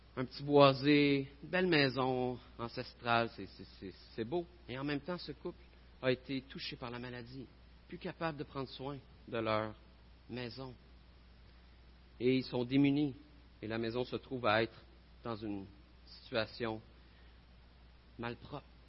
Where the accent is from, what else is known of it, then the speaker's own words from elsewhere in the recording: Gatineau, Quebec, Canada; Je viens de Gatineau.